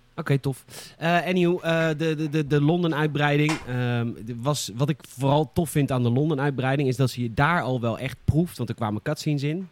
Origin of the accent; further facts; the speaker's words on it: Boskoop, South Holland, Netherlands; elke keer ging ik naar de, de videorent bij ons in Boskoop